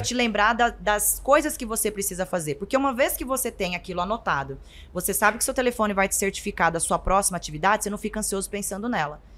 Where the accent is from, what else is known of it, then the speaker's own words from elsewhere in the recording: interior of Goiás, Brazil; Eu sou do interior de Goiás